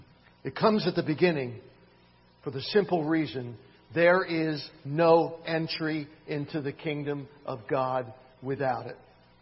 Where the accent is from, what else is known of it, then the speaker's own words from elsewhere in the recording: Philadelphia, Pennsylvania, United States; also born or lived in Miami, Florida; now in Sylva, United States; In fact, it was when I moved from Miami, Florida to Silva in 1976. I had grown up in Philadelphia and in Miami. There aren't many mountains.